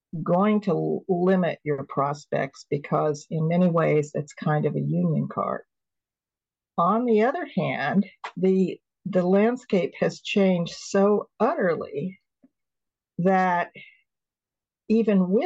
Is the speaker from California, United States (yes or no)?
yes; California, United States; also born or lived in Toronto / Cambridge, Massachusetts / Hawaii; as a Californian.